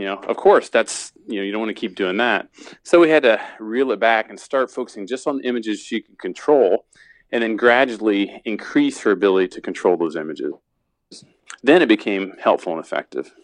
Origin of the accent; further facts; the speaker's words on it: Indiana, United States; I'm from Indiana